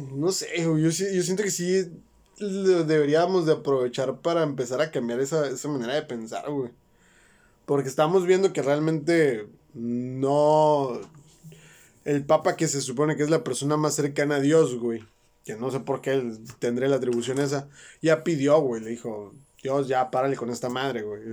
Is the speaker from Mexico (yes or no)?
yes; Mexico; Nosotros como mexicanos somos católicos